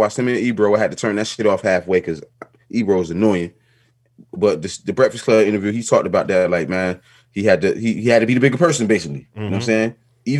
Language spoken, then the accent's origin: English; New Jersey, United States; I'm from Jersey, bro.